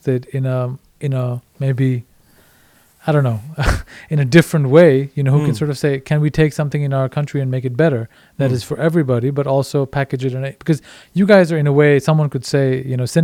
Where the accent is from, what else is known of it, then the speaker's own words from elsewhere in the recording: India; also born or lived in Paris, France / Netherlands; now in Denmark; growing up in India, having lived all across Europe